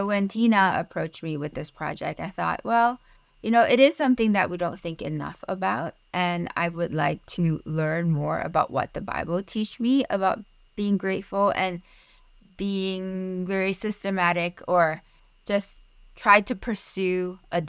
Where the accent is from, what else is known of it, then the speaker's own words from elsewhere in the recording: Malaysia; first language Mandarin; English is a second language; now in Pittsburgh, United States; Mandarin is my first language. I am originally from Malaysia